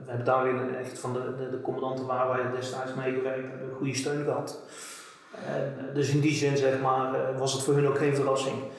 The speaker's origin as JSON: {"language": "Dutch", "town": "Bavel", "region": "North Brabant", "country": "Netherlands", "said": "ik kom hier uit, uit Bavel"}